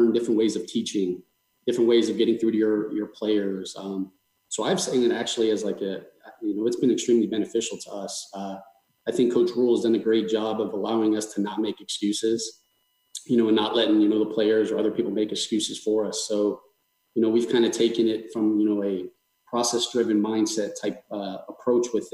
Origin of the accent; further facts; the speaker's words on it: South Florida, United States; I'm from South Florida